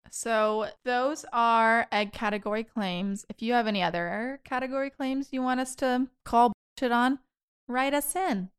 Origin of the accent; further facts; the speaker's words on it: Spirville, Kansas, United States; moved away; My hometown, Spirville, Kansas